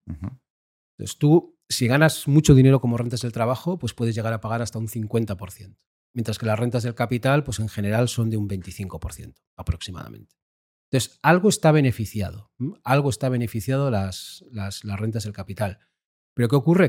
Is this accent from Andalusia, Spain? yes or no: no; Basque Country, Spain; yo como decías, vengo del País Vasco.